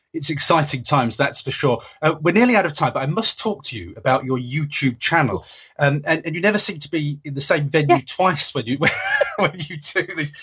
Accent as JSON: {"language": "English", "country": "United Kingdom", "said": "us British"}